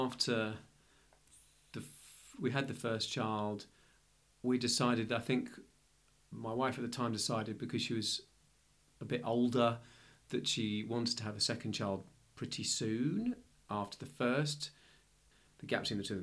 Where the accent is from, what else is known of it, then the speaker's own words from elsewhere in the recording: London, United Kingdom; moved away as an adult; now in Melbourne, Australia; I'm originally from London.